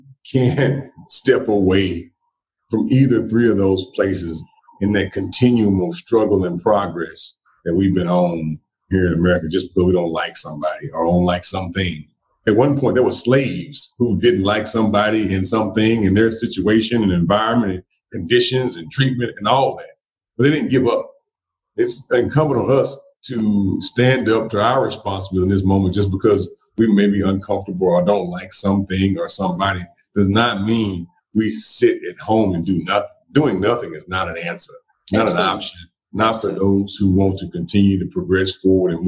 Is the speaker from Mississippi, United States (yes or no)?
yes; central Mississippi, United States; also born or lived in Jackson, Mississippi; I was born right here in Jackson, Mississippi. And I was raised kind of all over central Mississippi